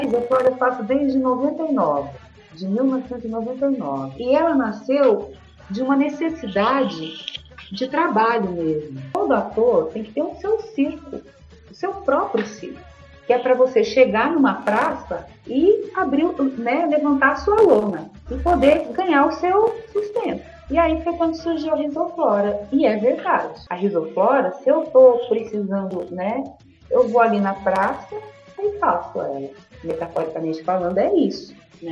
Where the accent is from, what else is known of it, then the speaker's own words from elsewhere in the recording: Paraná, Brazil; also born or lived in São Paulo; aqui no Paraná, principalmente, e onde eu nasci